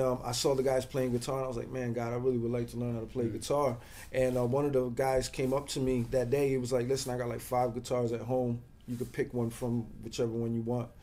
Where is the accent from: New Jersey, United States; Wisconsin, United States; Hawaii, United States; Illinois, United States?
New Jersey, United States; now in Bronx, United States; I'm originally from New Jersey